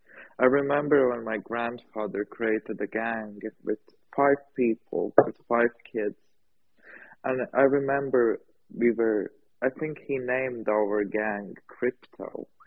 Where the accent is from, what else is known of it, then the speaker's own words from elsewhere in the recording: Latvia; I'm from Latvia, from Pinkland, from Rococo Land